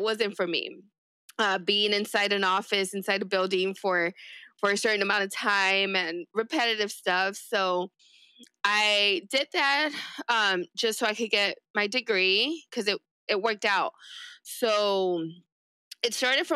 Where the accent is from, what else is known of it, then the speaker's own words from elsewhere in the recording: East Los Angeles, California, United States; first language Spanish; English is a second language; I grew up in East